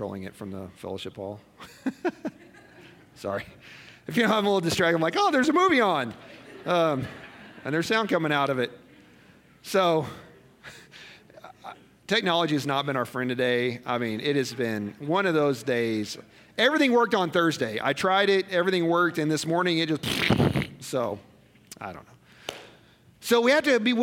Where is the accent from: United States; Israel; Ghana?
United States; Missouri; moved away as an adult; also born or lived in Colorado; I grew up in Missouri. I gave my life to Christ in Missouri. I went to Bible college in Missouri